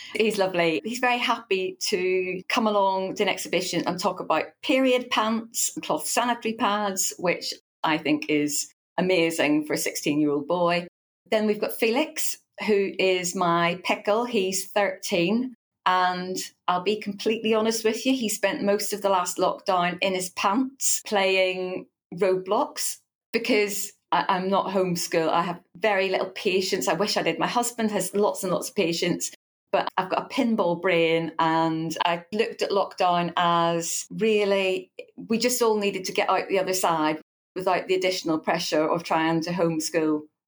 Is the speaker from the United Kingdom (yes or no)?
yes; Northern Ireland, United Kingdom; now in between Brighton and Eastbourne, United Kingdom; The accent may not immediately give that away because I'm from Northern Ireland originally.